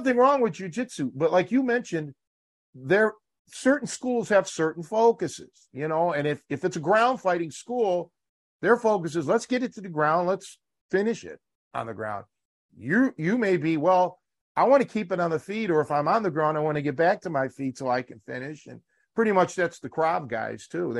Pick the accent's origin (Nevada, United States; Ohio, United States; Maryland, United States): Ohio, United States; Cleveland; now in Chicago, United States; born and raised in Cleveland.